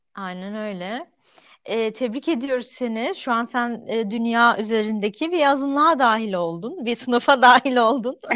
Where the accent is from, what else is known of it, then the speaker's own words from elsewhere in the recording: Antakya, Hatay, Turkey; moved away; also born or lived in Adana / Izmir / Ankara; İkimiz e, de Antakyalıyız.